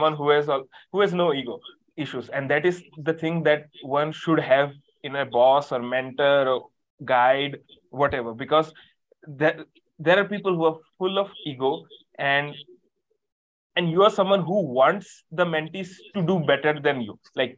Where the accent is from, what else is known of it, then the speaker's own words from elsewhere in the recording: India; I'm a coach from India